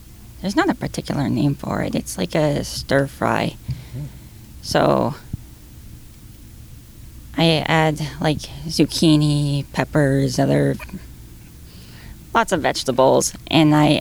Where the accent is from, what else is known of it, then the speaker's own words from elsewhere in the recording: Lower Mainland, British Columbia, Canada; also born or lived in Coquitlam; I've lived in different cities, but... yeah, I grew up here